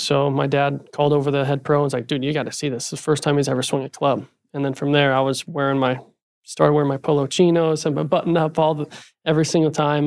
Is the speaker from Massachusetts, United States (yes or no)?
no; Utah, United States; also born or lived in Arizona; now in Scottsdale, United States; I was born in Utah and grew up playing junior golf with Tony